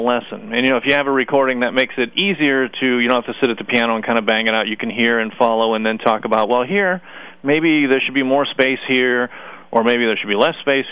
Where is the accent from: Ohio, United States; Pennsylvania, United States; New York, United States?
Ohio, United States; Youngstown; Youngstown State University, which is in my hometown